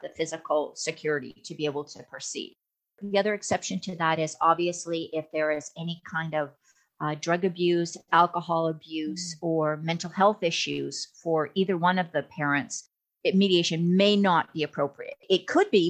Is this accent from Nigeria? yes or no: no; Alberta, Canada; now in Texas, United States; even though I'm in Texas, I'm from Alberta, so I spent a lot of time up in the Canadian system